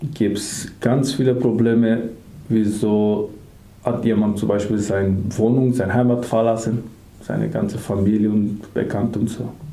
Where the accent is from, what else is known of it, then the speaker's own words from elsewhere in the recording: Skopje, North Macedonia; German is a second language; moved away as an adult; now in Germany; Ich komme aus Mazedonien, mhm. aus der Hauptstadt